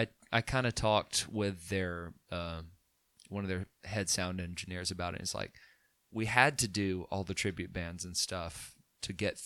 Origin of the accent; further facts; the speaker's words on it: Chelsea, Alabama, United States; I mean, I grew up in Chelsea, Alabama.